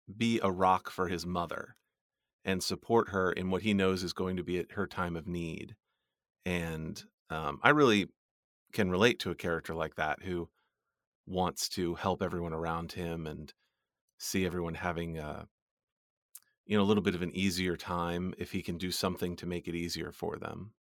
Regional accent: United States; I'm an American

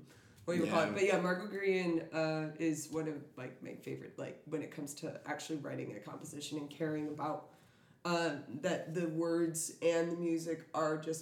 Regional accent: Des Plaines, Illinois, United States; also born or lived in Brooklyn, New York; I'm actually Des Plaines. I was made in Brooklyn, New York, but I was grown in, what is that? Yeah, Des Plaines

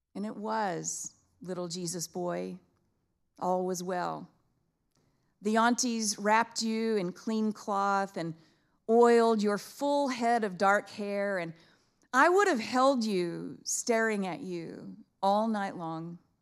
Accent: Abilene, Texas, United States; Dad waited with my mom's parents in that Abilene labor and delivery waiting room. And I was born on Saturday morning

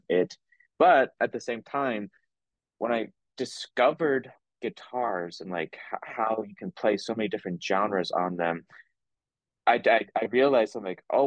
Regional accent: Garden City, Kansas, United States; now in Lawrence, United States; I'm originally from Garden City, Kansas, which is on the southwestern side. And I currently reside in Lawrence, Kansas

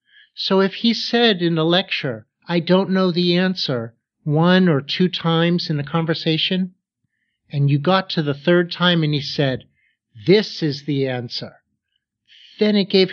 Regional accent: Pittsburgh, Pennsylvania, United States; Well, because I grew up in Pittsburgh, and because I had the opportunity to get my graduate degrees there, I certainly met a lot of great professors.

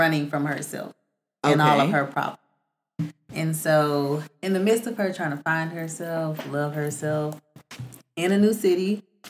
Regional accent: Atlanta, Georgia, United States; I'm an Atlanta native.

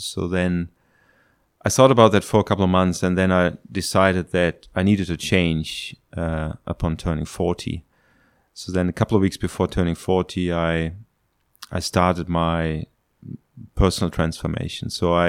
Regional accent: Germany; English is a second language; moved away as an adult; now in Hong Kong; I'm 49 years old. I am from Germany originally.

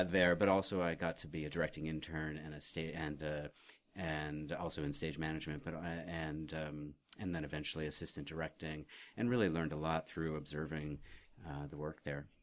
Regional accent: Oregon, United States; I was raised in Oregon

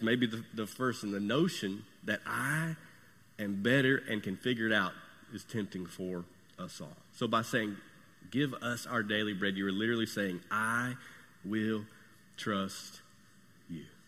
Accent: United States; I'm American, and I'm proud of it

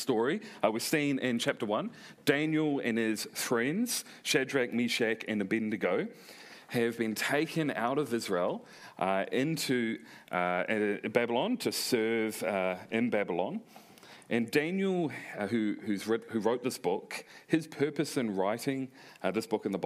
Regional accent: New Zealand; accent: Kiwi; also born or lived in South Korea; I didn't want my accent stripped away from me. That was part of who I am as a New Zealander.

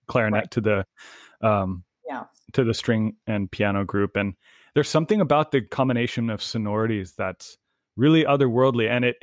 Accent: San Luis Obispo County, California, United States; my childhood home growing up in San Luis Obispo County

